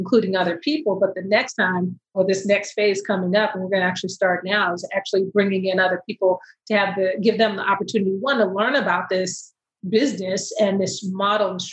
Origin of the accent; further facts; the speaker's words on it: Austin, Texas, United States; born and raised in Austin, Texas, and all my family's in Dallas